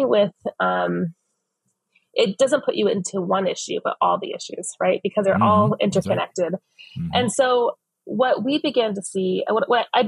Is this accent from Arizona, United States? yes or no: yes; Phoenix, Arizona, United States; I was born and raised in West Phoenix